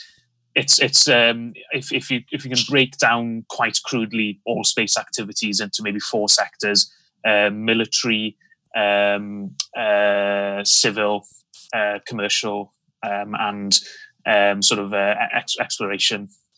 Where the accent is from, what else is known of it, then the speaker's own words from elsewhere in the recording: Wales, United Kingdom; Very much so. Yes. as most Welsh people who lived in the 1970s, it was all about the rugby.